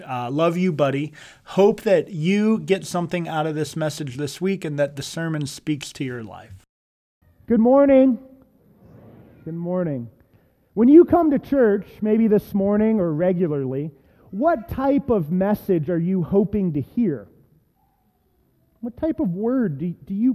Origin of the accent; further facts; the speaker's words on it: Reynoldsburg, Ohio, United States; I've preached in my hometown synagogue, Messiah Lutheran Church up in Reynoldsburg, Ohio